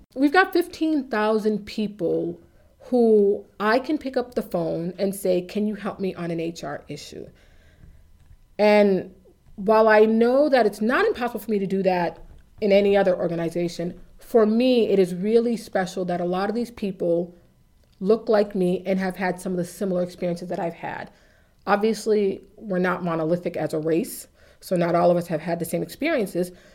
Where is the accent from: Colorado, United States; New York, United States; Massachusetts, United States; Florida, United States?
Massachusetts, United States; Waltham; I grew up in Waltham